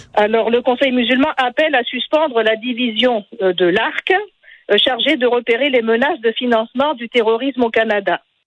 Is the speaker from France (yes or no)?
no; Tunisia; je suis tunisienne.